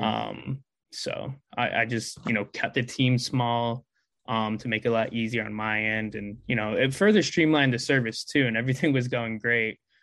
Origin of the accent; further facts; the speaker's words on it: Connecticut, United States; also born or lived in Philadelphia area; now in Philadelphia, United States; I'm originally from Connecticut, but um right now in the Philadelphia area